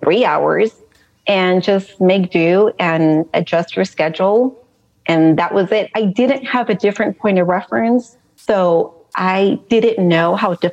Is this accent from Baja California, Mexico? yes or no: yes; Tijuana, Baja California, Mexico; first language Spanish; English is a second language; moved away as an adult; also born or lived in Los Angeles, California / San Diego, California; now in Texas, United States; I was born in Los Angeles. And when I turned 4, my mom decided to relocate us to Tijuana, Mexico. And I lived there till I was about 18 years old.